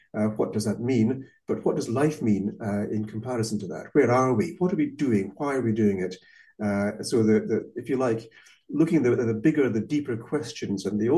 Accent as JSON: {"language": "English", "country": "Malaysia", "tie": "born or raised there", "also_born_or_lived": "Scotland", "first_language": "Malay", "second_language": "English", "said": "I was born in Malaysia, little brother and sister there as well. So I grew up already in a multinational, multiracial society, speaking, well, Bahasa Kabangsa and Malay as my first language, which I've forgotten since then."}